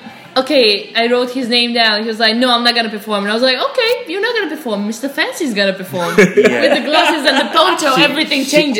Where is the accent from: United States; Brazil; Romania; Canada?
Romania; moved away; We had Romanian. I'm from Romania.